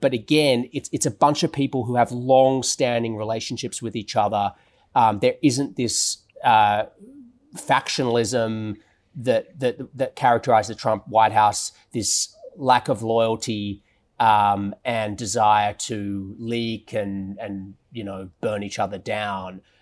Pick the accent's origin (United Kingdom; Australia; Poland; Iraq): Australia; moved away as an adult; now in Washington, United States; I am Jewish, though, uh, and I am Australian.